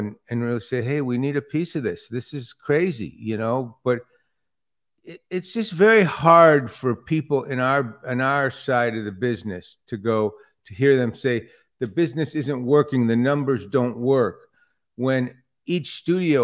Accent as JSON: {"language": "English", "town": "Detroit", "region": "Michigan", "country": "United States", "tie": "born or raised there", "moved": "yes", "said": "I grew up in Detroit"}